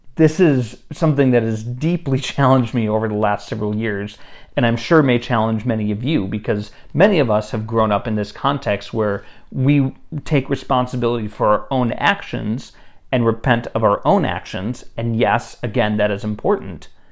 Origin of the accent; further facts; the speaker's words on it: United States; as an American who has been raised in a very individualistic society